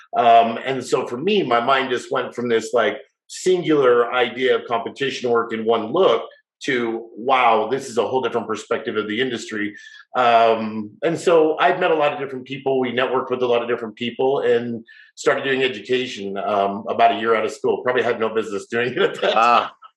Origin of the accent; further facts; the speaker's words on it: Salt Lake City, Utah, United States; moved away as an adult; also born or lived in Las Vegas; I moved away when I was 18 from Salt Lake, where I grew up